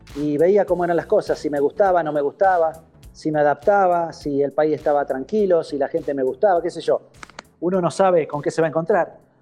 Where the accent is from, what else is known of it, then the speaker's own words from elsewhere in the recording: San José de la Esquina, Santa Fe, Argentina; moved away; en mi pueblo San José de la Esquina, un pueblo de 8.000 habitantes de la provincia de Santa Fe